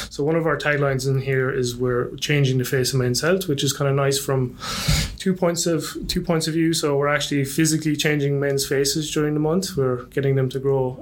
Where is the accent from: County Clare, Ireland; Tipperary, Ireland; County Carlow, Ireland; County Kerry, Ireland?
County Kerry, Ireland; Tralee; moved away as an adult; now in Melbourne, Australia; originally from Tralee in Kerry, back in Ireland